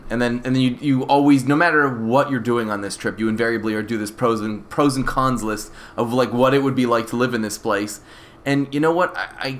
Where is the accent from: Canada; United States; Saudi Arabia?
Canada; also born or lived in Jerusalem, Israel; I wasn't born in Canada. I was born in Jerusalem, Israel. So I moved to Canada when I was 5. So Canada isn't necessarily my birthplace, but it is my home.